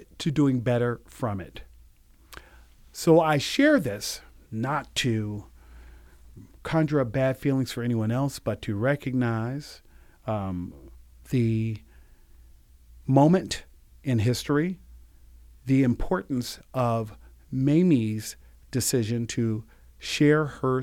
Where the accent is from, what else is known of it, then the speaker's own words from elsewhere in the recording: the South, United States; moved away; I'm originally from the South. My mother's family is Georgia. My father's family is Mississippi. So I spent a lot of time growing up in the South